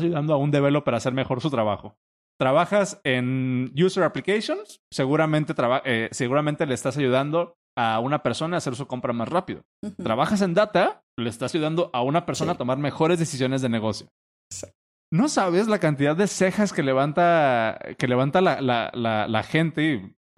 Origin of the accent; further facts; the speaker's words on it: Mexico; como mexicano